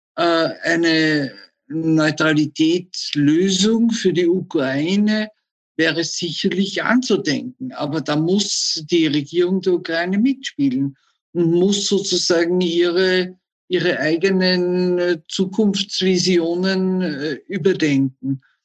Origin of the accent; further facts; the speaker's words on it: Austria; wir selbst als Österreicher